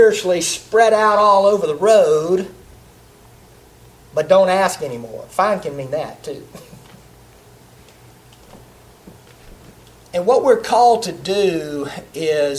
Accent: the South, United States; I'm from the South. I grew up in the South. I'm a Southerner

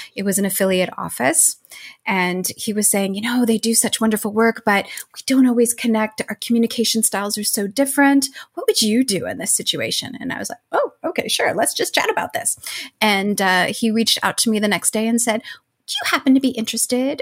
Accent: Arizona, United States; moved away; growing up in Arizona, and majority of my family still lives there.

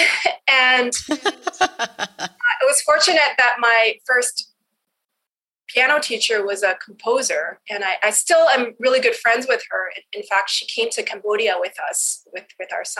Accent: Edmonton, Alberta, Canada; I grew up in Edmonton where there's nothing to do during the wintertime

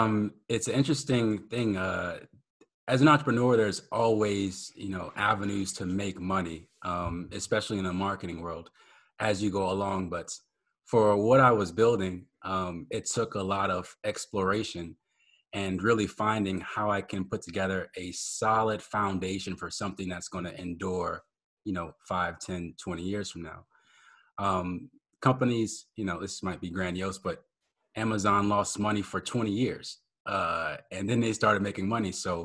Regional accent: Maryland, United States; also born or lived in New Orleans / Germany; I was born in New Orleans, but I was raised in Maryland. And when I got to Maryland, it's pretty young. My dad joined the military, and then we were stationed in Germany for 3 years.

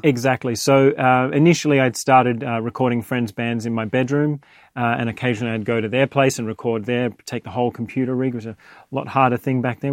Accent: Australia; now in London, United Kingdom; I was born in Australia, raised there.

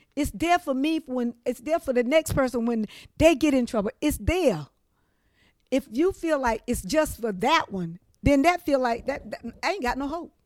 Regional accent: Trenton, North Carolina, United States; moved away as an adult; also born or lived in New Bern, North Carolina / New York City; Lived here in Trenton basically most of my life.

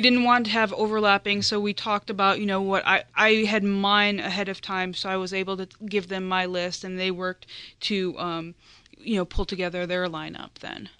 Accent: outside of Chicago in Indiana, United States; moved away as an adult; now in Delaware, United States; I grew up outside of Chicago in Indiana

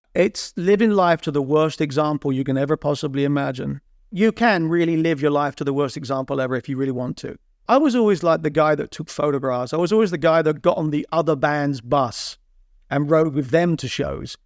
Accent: Borehamwood, East of England, United Kingdom; moved away as an adult; also born or lived in Kansas City, United States; now in United States; my Boron Wood friends where I grew up in Boron Wood

